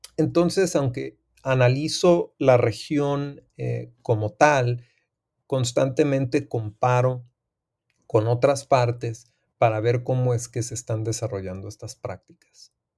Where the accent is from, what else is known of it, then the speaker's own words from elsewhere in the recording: Tijuana, Baja California, Mexico; also born or lived in United States / San Diego; soy fronterizo del área de Tijuana, San Diego. Eh, aunque nací en Estados Unidos, soy originario y me considero como ciudadano de la ciudad de Tijuana.